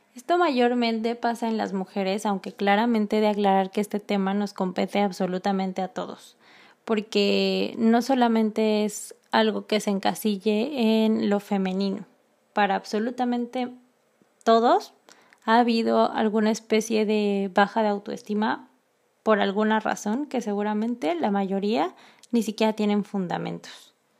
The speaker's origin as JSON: {"language": "Spanish", "country": "Mexico", "moved": "as an adult", "said": "como mexicana"}